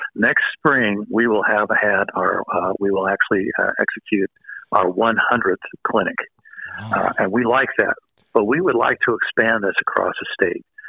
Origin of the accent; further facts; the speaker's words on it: Missouri, United States; I'm from Missouri